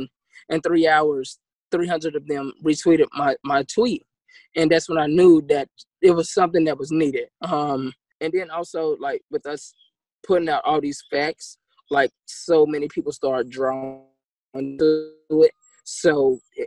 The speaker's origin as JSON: {"language": "English", "town": "Charlotte", "region": "North Carolina", "country": "United States", "moved": "as an adult", "lives_now": "Miami, United States", "said": "I'm from Charlotte."}